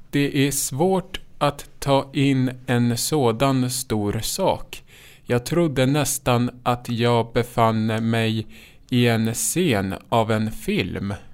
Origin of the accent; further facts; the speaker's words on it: Lindesberg, Örebro County, Sweden; Det första betalda framträdandet gjorde jag vid 19 års ålder. Det var i parken hemma i Lindesberg tillsammans med en kompis.